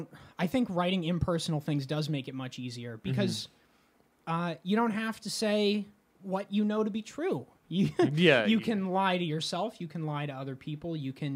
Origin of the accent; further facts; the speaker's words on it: Las Cruces, New Mexico, United States; moved away as an adult; Las Cruces, my hometown